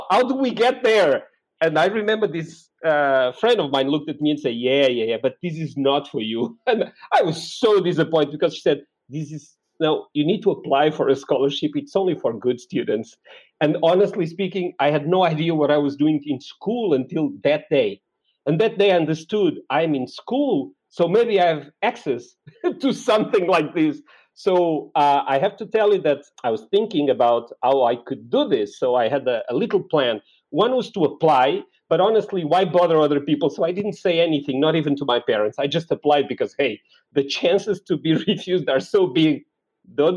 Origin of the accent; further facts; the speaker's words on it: Lisbon, Portugal; I was born in Lisboa, in Portugal